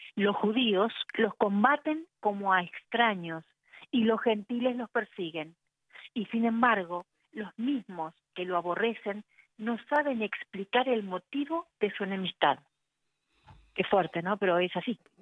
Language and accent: Spanish; Argentina; en mi país